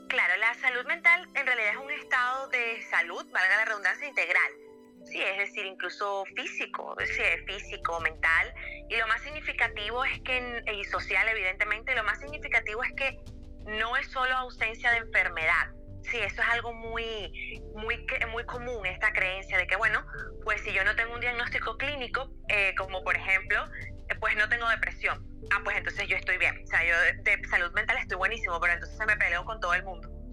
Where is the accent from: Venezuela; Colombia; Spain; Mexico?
Venezuela; moved away; En mi país